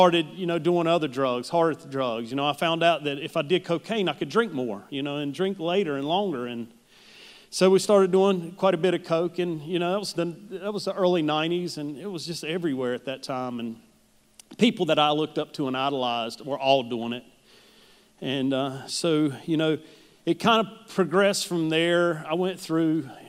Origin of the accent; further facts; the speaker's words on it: Charlotte, North Carolina, United States; also born or lived in Huntersville; I was born and raised here in Charlotte